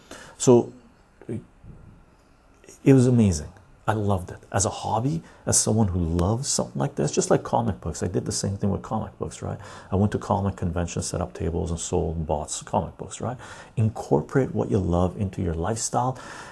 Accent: Canada; me as a Canadian

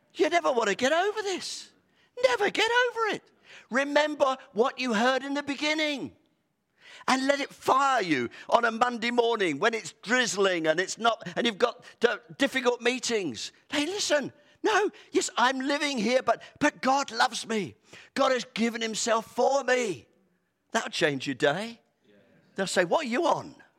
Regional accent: United Kingdom; we're so British

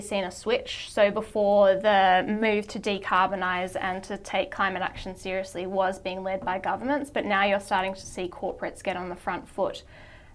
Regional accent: Sydney, New South Wales, Australia; also born or lived in Wellington, New Zealand; I grew up in Sydney and went to school here, and then I went back to New Zealand for university where my family's from

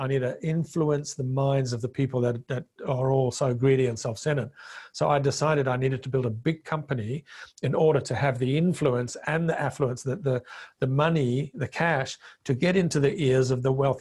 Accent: Zimbabwe; first language Bemba; English is a second language; moved away as an adult; also born or lived in Zambia; now in Australia; I came from Rhodesia, which was the breadbasket of Africa.

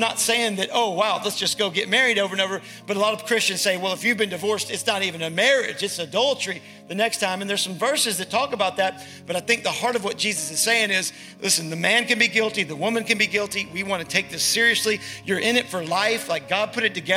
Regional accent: the South, United States; accent: Southern; Southern. I'm from the South

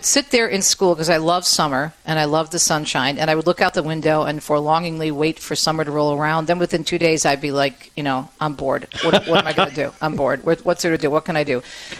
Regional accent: Jersey City, New Jersey, United States; And when I was a kid growing up in Jersey City, I had 9 brothers and sisters, and we all shared one bike, one sled.

